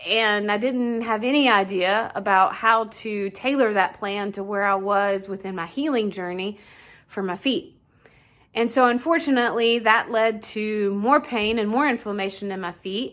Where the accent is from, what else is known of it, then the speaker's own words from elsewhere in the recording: Wichita, Kansas, United States; I'm from Wichita, Kansas.